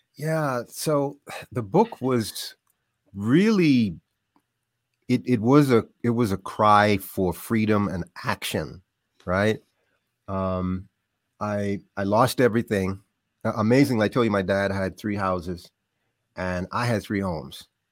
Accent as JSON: {"language": "English", "country": "Bahamas", "tie": "born or raised there", "moved": "yes", "said": "I grew up in the Bahamas"}